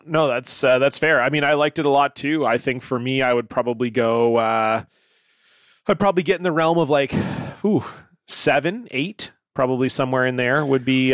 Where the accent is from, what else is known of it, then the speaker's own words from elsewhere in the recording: Canada; I'm obviously from Canada